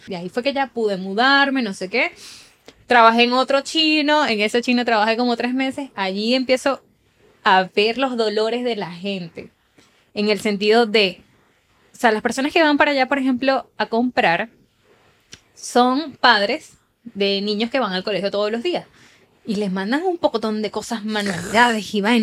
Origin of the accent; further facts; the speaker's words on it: Puerto Ordaz, Bolívar, Venezuela; moved away as an adult; also born or lived in Chile / United States; now in Spain; de donde soy yo, de Puerto Ordaz, Estado Bolívar